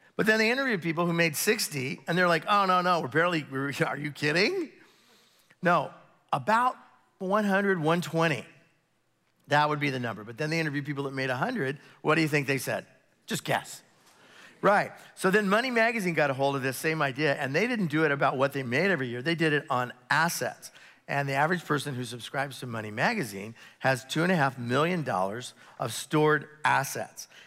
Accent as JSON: {"language": "English", "country": "United States", "said": "being an American, and it's the beauty of being an American Christian, uh, here in the Western Hemisphere"}